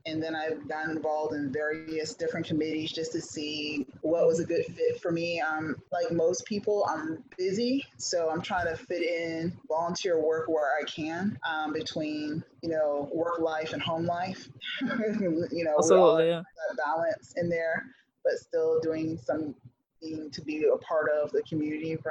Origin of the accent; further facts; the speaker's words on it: Fort Pierce, Florida, United States; being raised in Fort Pierce